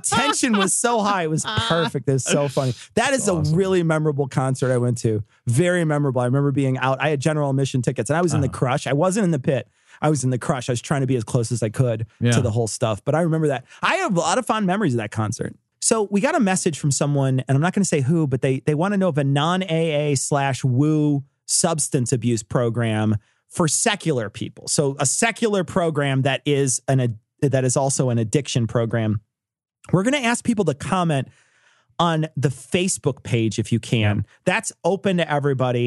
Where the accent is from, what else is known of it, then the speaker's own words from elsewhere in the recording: Chicago, Illinois, United States; We're from Chicago. I grew up here